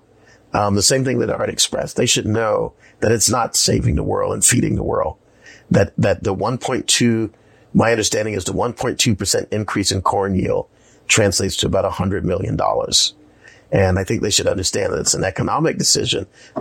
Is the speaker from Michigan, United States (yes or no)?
no; South Carolina, United States; moved away; I grew up in South Carolina